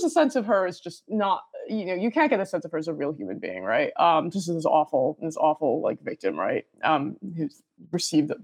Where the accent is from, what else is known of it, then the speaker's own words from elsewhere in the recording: United States; I'm American, I'm Chinese American